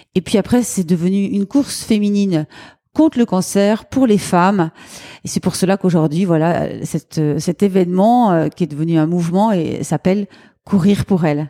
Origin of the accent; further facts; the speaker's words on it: Lyon, Auvergne-Rhône-Alpes, France; on peut dire que je suis lyonnaise euh, depuis très longtemps. J'habite à Lyon